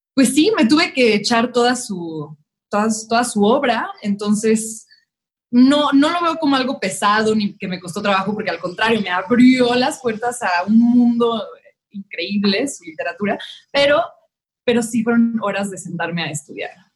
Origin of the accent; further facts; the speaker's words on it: Mexico City, Mexico; soy de la Ciudad de México.